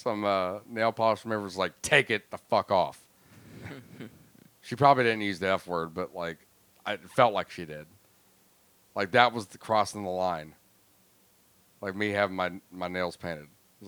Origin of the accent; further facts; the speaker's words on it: Florida, United States; I grew up in Florida